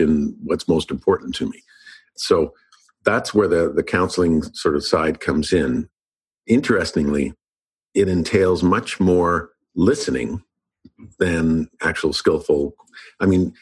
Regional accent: Winnipeg, Manitoba, Canada; moved away as an adult; also born or lived in Los Angeles; I moved back to Canada and back to Winnipeg, and I needed a job.

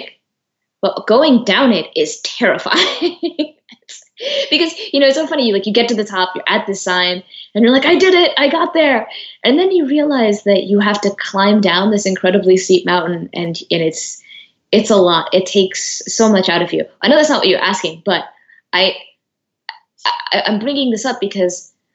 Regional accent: United States; I was born in America. I'm first generation. My parents were born in Eritrea.

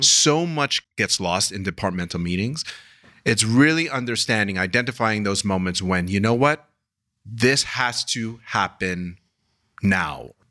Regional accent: New York City, New York, United States; I'm from Queens

